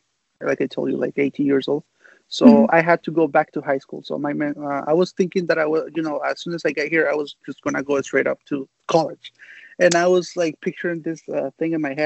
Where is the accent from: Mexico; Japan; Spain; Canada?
Mexico; English is a second language; also born or lived in United States; now in San Diego, United States; my parents took me back to Mexico when I was about 3 years old or something like that. So I lived there in Mexico most of my life